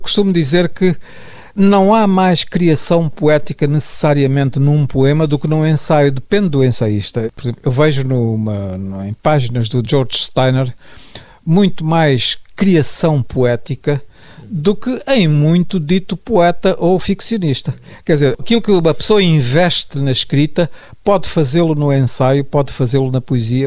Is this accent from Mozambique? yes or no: yes; Mozambique; moved away as an adult; sair de Moçambique, eu sempre tinha vivido lá, tinha lá a minha família toda.